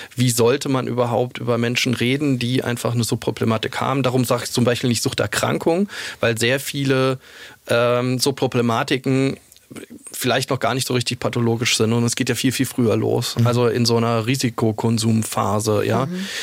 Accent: Saarland, Germany; moved away as an adult; also born or lived in Munich; ich komme aus dem Saarland mhm. und da ist meine Familie

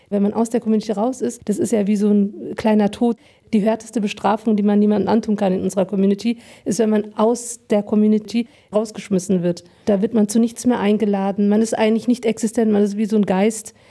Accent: Frankfurt, Hesse, Germany; In dem Stadtteil in Frankfurt, wo ich groß geworden bin, da war man sofort mit den Eltern gleichgesetzt.

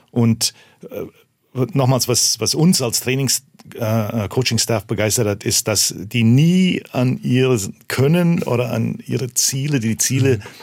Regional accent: Canada; now in Germany; so oder so konnte ich nicht verlieren. Ich komme ja aus Kanada.

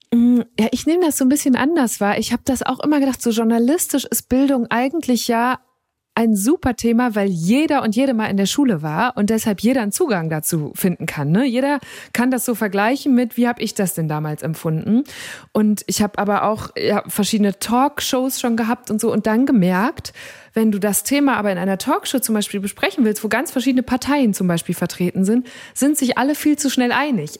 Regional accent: Münsterland, North Rhine-Westphalia, Germany; ich komme ja aus Münsterland

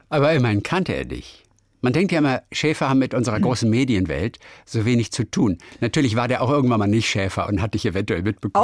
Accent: Lübeck, Schleswig-Holstein, Germany; moved away; also born or lived in Lower Saxony; Ich komme aus Lübeck und ich bin ganz oft da. Ich bin ja ein Kind das, von der Ostsee.

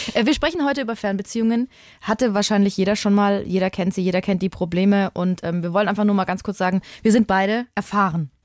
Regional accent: Würzburg, Bavaria, Germany; ich habe in Würzburg gewohnt am Anfang der Beziehung, also ist meine Heimatstadt

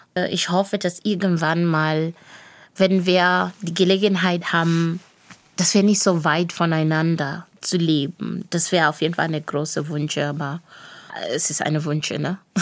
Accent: Bulawayo, Zimbabwe; first language Shona; German is a second language; moved away as an adult; also born or lived in Villingen-Schwenningen, Germany; now in Riegel am Kaiserstuhl, Germany; Und ich spreche auch in Debele, dadurch, dass ich in Bulawayo aufgewachsen bin.

